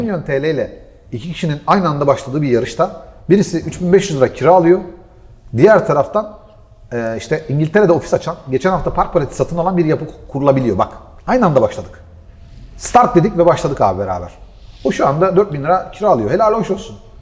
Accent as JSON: {"language": "Turkish", "region": "Gaziantep", "country": "Turkey", "said": "Ben Antepliyim"}